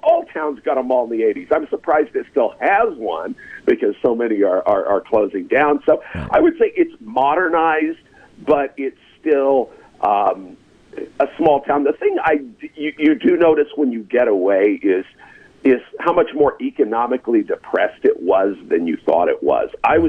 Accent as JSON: {"language": "English", "town": "Shawnee", "region": "Oklahoma", "country": "United States", "tie": "born or raised there", "said": "Born in Shawnee, Oklahoma. About 25,000 population just east of Oklahoma City, little under an hour. And, you know, typical small town life."}